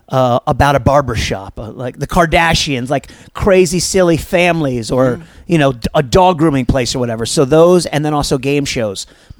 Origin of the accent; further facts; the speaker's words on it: Maryland, United States; I'm from Maryland.